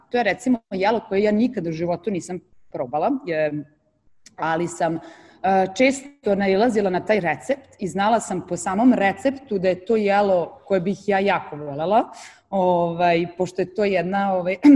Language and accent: Croatian; Novi Sad, Vojvodina, Serbia; now in Dubai, United Arab Emirates; kako ja dolazim iz Novog Sada i odnosno iz Vojvodine